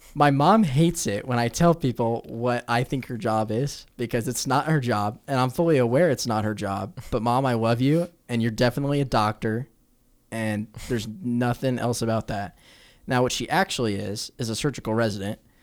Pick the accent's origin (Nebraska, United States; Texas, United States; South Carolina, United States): Nebraska, United States; Omaha; I'm from Omaha, Nebraska